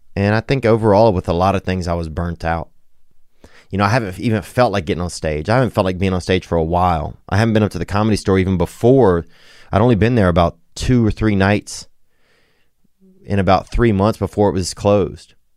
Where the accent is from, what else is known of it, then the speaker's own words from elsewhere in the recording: Louisiana, United States; now in Los Angeles, United States; i'm from louisiana